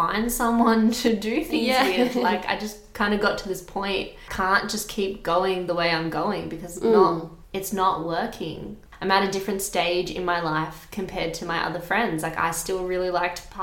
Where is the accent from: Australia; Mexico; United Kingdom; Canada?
Australia; because I am from Australia and I've grown up here